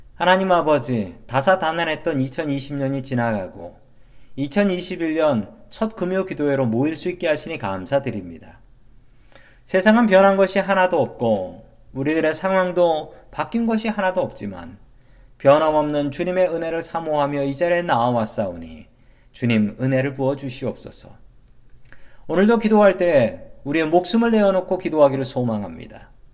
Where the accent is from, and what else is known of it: South Korea; moved away as an adult; now in United States